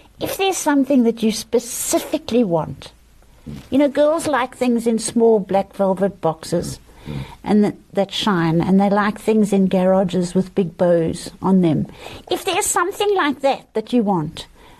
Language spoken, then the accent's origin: English; South Africa; us South African girls